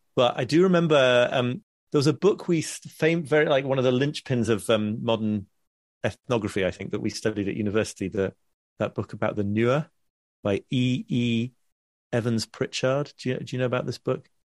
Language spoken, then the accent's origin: English; United Kingdom; being specifically British in my, in my personality